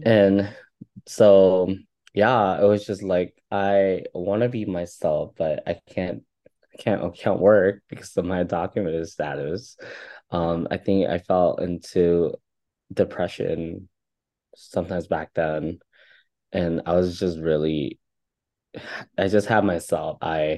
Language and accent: English; Philippines; now in United States; I'm also having problems with coming out and like being who I am as queer Filipino.